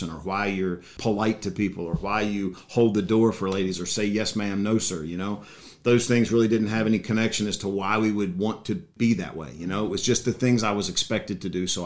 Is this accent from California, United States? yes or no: no; Bridgewater, Virginia, United States; I grew up in this area, went to Turner Ashby High School, Bridgewater Elementary School, been in the Shenandoah Valley forever